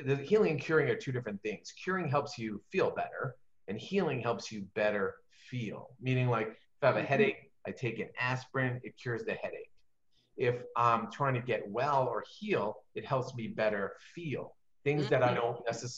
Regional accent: New York, United States; I'm from New York

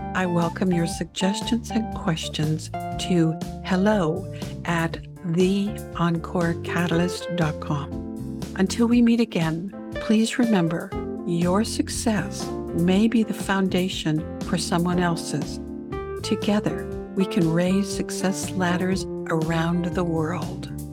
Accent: Canada; I grew up in Canada

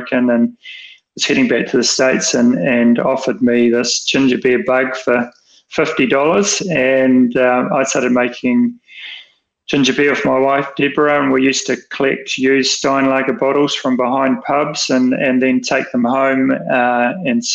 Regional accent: Wellington, New Zealand; I was brought up in Wellington

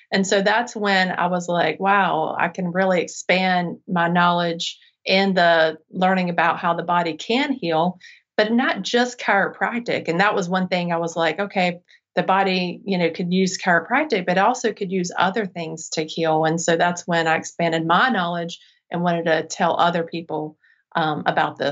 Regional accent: Charlotte, North Carolina, United States; I'm from the Charlotte area, so I came back and wanted to start my practice here because I knew this area didn't have what I needed when I was a child

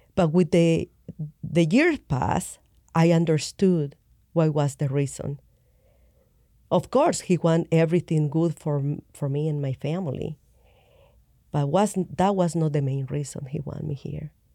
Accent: El Salvador; I grew up in El Salvador, um, Catholic.

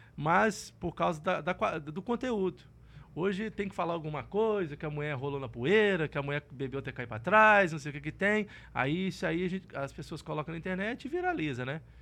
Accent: Colatina, Espírito Santo, Brazil; moved away; also born or lived in Barra de São Francisco / Goiânia; Eu fui nascido, nasci no interior do Espírito Santo, numa cidade é, chamada Colatina, e fui criado num, num, numa região da roça mesmo

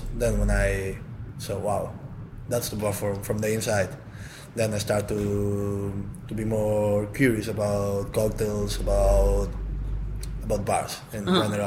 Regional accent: Gran Canaria, Canary Islands, Spain; English is a second language; moved away as an adult; now in London, United Kingdom; From Canary Islands, from Gran Canaria. So it was a little change for me, coming from 20 degrees all day around here to London.

